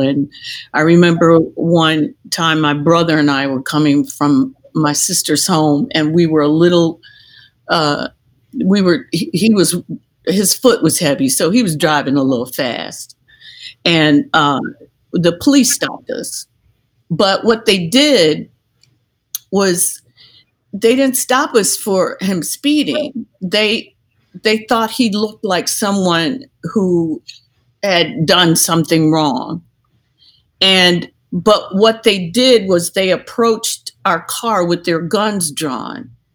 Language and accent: English; Detroit, Michigan, United States; I'm from Detroit